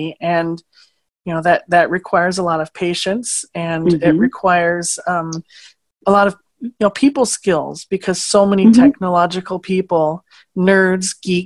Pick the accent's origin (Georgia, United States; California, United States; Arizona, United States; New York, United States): Arizona, United States; Phoenix; moved away as an adult; also born or lived in Louisiana / Iowa; now in Minnesota, United States; I was raised in Phoenix, Arizona, pretty big city